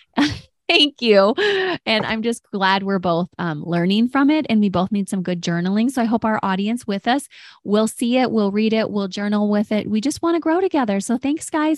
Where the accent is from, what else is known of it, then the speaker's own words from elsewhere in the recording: Detroit, Michigan, United States; I'm from Detroit and we often said African American